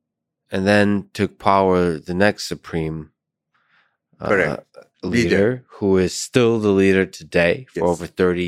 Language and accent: English; United States; as an American